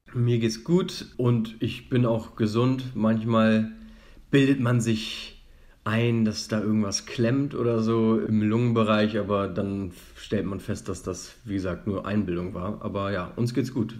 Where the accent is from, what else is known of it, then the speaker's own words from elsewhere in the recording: Hamburg, Germany; moved away as an adult; also born or lived in Leipzig; now in Madrid, Spain; Wenn du mich als Deutschen und als Hamburger ähm, fragst